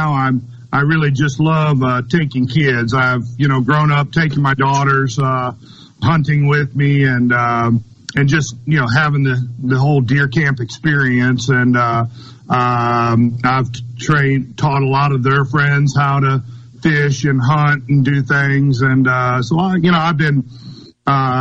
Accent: Missouri, United States; now in Madison, Mississippi, United States; I grew up in Missouri

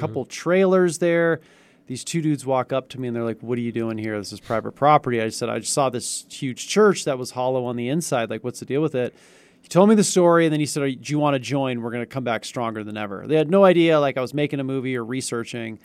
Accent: Northern California, United States; I'm from Northern California too

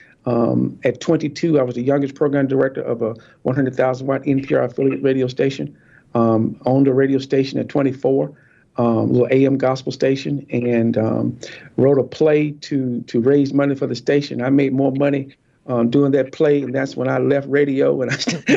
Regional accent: Warrenton, North Carolina, United States; also born or lived in Fayetteville, North Carolina; I'm from a little town called Lick Skillet, North Carolina

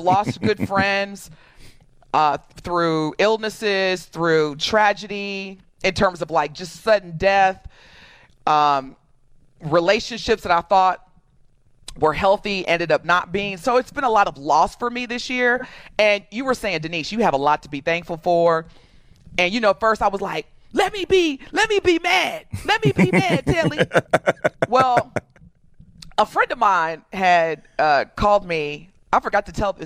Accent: Evansville, Indiana, United States; moved away as an adult; now in Milwaukee, United States; I am born and raised in Evansville, Indiana. I'm from Evansville, Indiana, born and raised, lived there the vast majority of my life. And actually, I moved from Evansville to Milwaukee in 2003.

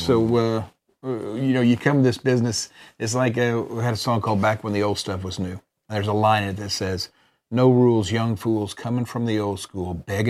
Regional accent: Oklahoma, United States; moved away; we're from Oklahoma.

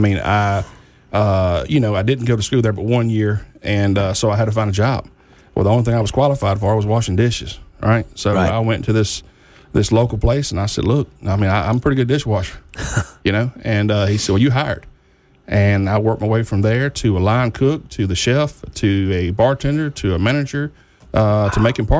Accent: Hattiesburg, Mississippi, United States; born there; I was born in Hattiesburg, Mississippi. And my father was in the oil field, and there was a Navy at the same time, so we transferred a lot.

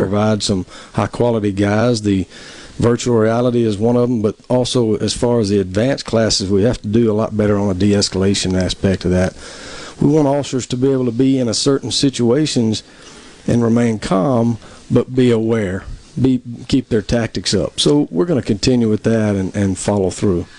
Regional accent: Tupelo, Mississippi, United States; I'm originally from Tupelo, mm-hmm. uh, born and raised there

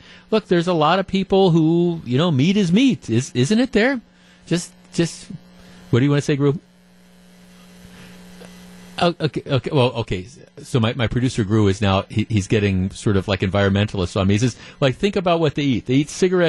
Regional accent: Wisconsin, United States; also born or lived in Baltimore, Maryland; We moved out here to Wisconsin, and I grew up on the American Wrestling Association

